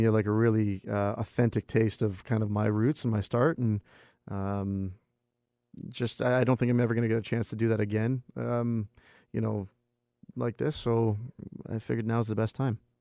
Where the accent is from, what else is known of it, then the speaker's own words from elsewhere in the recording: Vancouver, British Columbia, Canada; my hometown